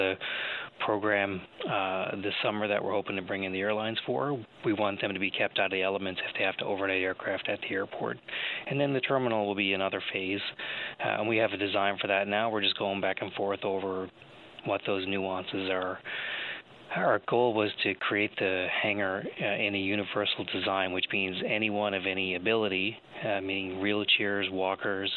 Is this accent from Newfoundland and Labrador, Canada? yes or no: yes; St. John's, Newfoundland and Labrador, Canada; I'm from the East Coast. I'm from St. John's, and I love it there